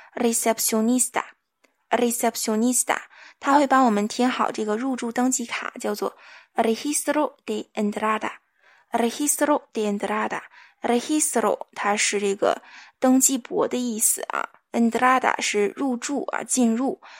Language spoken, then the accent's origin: Chinese; China; 我们中国人民